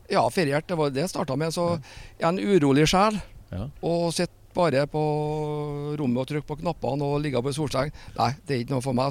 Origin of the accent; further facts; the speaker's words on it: Trondheim, Trøndelag, Norway; jeg kommer jo fra Heimdal og Trondheim og driver et selskap som Ut Events.